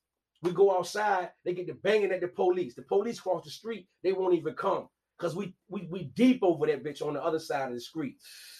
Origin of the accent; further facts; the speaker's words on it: Portsmouth, Virginia, United States; I'm from Portsmouth, Virginia.